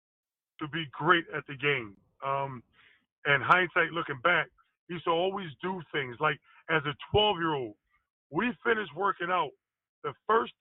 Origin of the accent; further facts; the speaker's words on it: Philadelphia, Pennsylvania, United States; growing up in Philadelphia